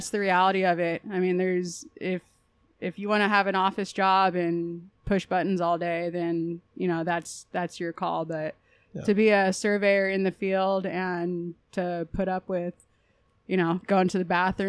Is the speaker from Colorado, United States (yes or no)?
no; Southern California, United States; I'm from Southern California